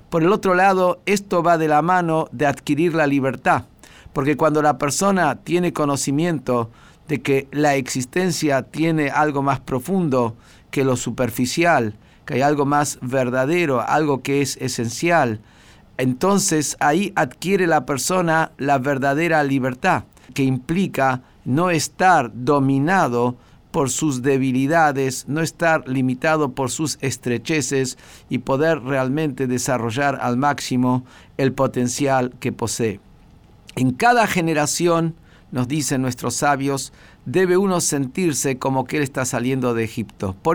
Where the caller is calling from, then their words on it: Pilar, Buenos Aires Province, Argentina; de Pilar